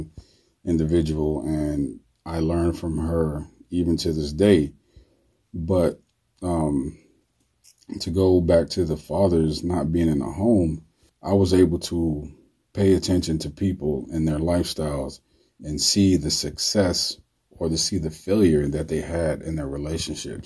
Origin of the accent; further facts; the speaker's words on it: New York City, New York, United States; My neighborhood, I grew up in the South Bronx, was a pretty bad neighborhood.